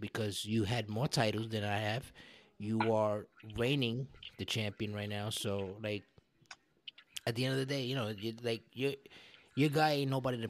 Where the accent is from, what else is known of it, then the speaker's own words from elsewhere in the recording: Brooklyn, New York, United States; I'm a Brooklyn guy. I'm a guy from Brooklyn who grew up fighting like you did